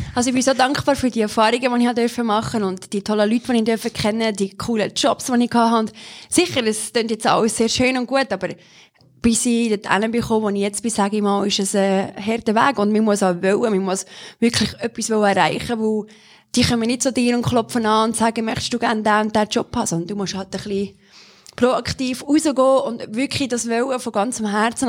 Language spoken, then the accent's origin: German; Solothurn, Switzerland; bin in Solothurn aufgewachsen